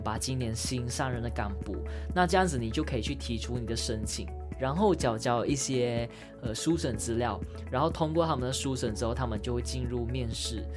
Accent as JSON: {"language": "Chinese", "country": "Malaysia", "moved": "as an adult", "lives_now": "Taiwan", "said": "我们所有马来西亚人，无论分为很多元的种族"}